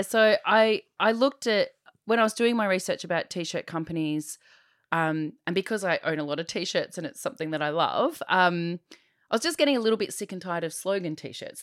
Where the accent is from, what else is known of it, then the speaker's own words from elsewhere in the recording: Diamond Creek, Victoria, Australia; I grew up in Diamond Creek